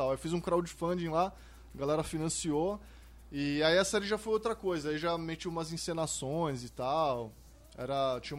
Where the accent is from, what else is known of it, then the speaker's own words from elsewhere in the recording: Santos, São Paulo, Brazil; em Santos, eu cresci em Santos, então lá pelo menos eu tava em maioria na classe, né?